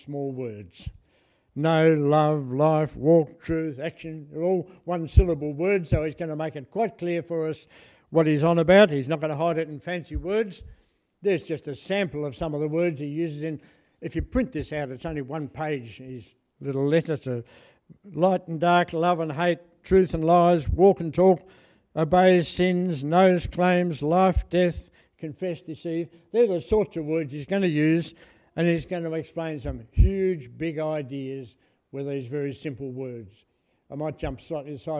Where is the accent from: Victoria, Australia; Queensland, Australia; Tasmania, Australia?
Tasmania, Australia; Lower Barrington; I grew up in Lower Barrington, which is up the scrub that way